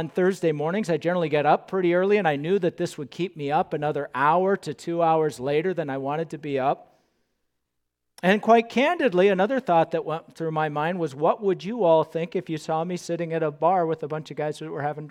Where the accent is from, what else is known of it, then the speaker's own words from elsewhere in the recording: Southern California, United States; moved away as an adult; now in Moorhead, United States; I grew up in Southern California